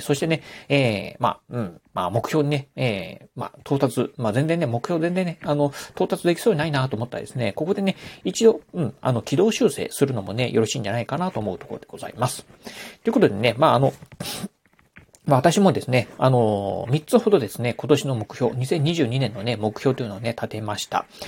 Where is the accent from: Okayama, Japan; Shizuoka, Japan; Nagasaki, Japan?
Okayama, Japan; 地元岡山